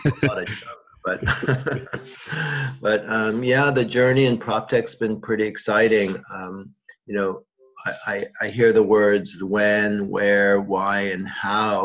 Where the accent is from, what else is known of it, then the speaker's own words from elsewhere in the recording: United States; moved away as an adult; now in Seoul, South Korea; I'm Korean American, but I live here in Korea for the last 25 years. The other half of my life, I grew up in New York and New Jersey area